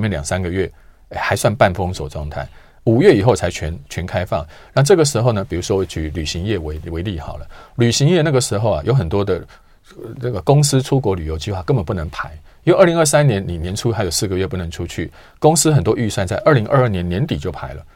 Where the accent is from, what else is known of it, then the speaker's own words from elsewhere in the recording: Taiwan; 我们台湾人